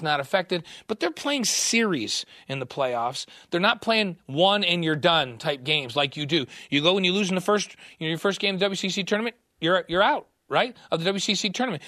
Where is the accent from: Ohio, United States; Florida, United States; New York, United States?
New York, United States; moved away; I grew up in New York